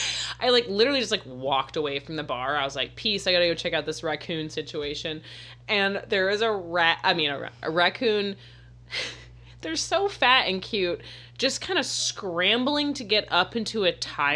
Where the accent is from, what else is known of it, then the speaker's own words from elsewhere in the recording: Florida, United States; moved away; I'm also from Florida.